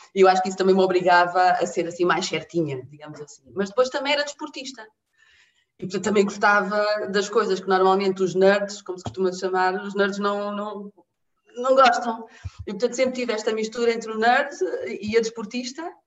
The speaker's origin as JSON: {"language": "Portuguese", "area": "near Figueira da Foz", "region": "Centro", "country": "Portugal", "tie": "born or raised there", "also_born_or_lived": "Benguela, Angola", "said": "nasci em Benguela, Uh, em julho de 75, portanto, uns meses antes uh, da declaração da independência. Uh, vim muito pequenina para Portugal, vim para Portugal com, com quatro anos e, e, cresci numa aldeia, hoje em dia vila, à beira-mar, junto à Figueira da Foz"}